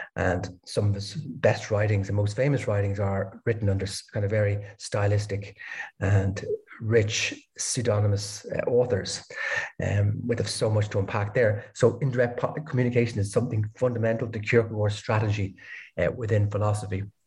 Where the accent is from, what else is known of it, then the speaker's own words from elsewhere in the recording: Dublin, Leinster, Ireland; moved away as an adult; also born or lived in Denmark / Berlin, Germany; now in Lisbon, Portugal; I'm originally from Ireland, Dublin